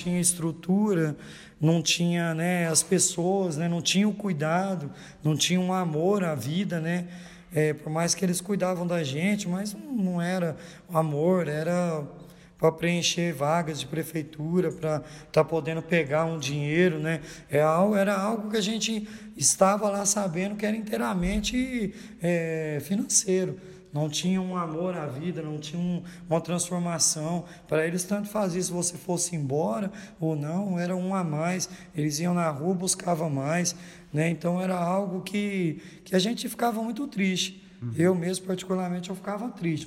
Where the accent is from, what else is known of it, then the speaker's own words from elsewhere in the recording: Goiatuba, Goiás, Brazil; eu sou natural de Goiatuba, Goiás